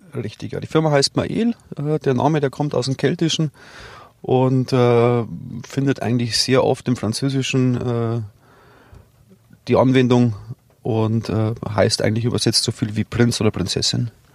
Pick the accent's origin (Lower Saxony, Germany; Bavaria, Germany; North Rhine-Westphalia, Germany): Bavaria, Germany; Rosenheim district; ich bin ja hier geboren und ich bin hier daheim. Und es ist ganz klar, also jetzt der, der Rosenheimer Landkreis